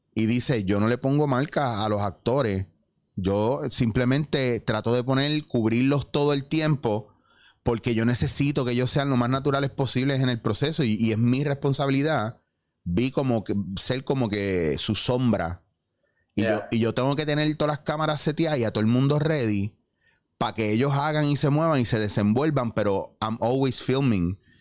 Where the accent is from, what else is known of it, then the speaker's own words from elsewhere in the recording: Puerto Rico; moved away as an adult; also born or lived in New York; yo me fui por eso, de aquí, de Puerto Rico, yo me fui para Nueva York